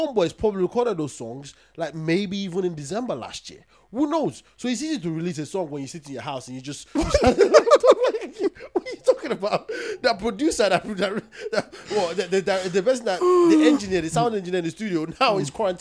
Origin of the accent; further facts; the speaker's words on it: Nigeria; I'm from Nigeria.